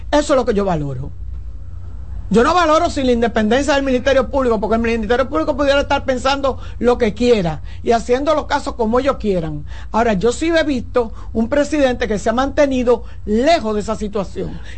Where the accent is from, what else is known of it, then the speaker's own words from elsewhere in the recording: Spain; no me traduzca porque yo soy español, estoy hablando español